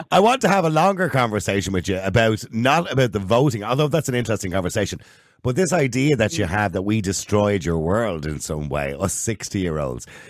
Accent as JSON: {"language": "English", "country": "Ireland", "said": "us Irish"}